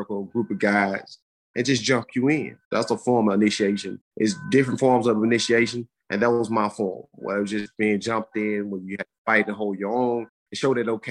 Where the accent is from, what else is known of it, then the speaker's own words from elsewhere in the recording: Birmingham, Alabama, United States; I grew up in Birmingham, Alabama, pretty much a single parent household.